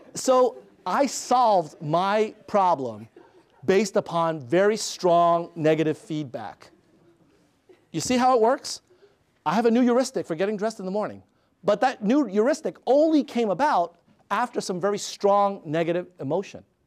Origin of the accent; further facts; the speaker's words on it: New York City, New York, United States; When I was six years old, growing up in Queens, New York